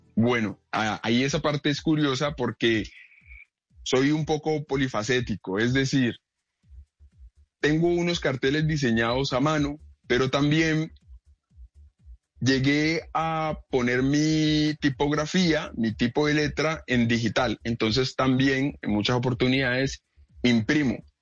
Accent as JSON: {"language": "Spanish", "town": "Cali", "region": "Valle del Cauca", "country": "Colombia", "tie": "born or raised there", "said": "yo soy nativo de aquí de la ciudad de Cali"}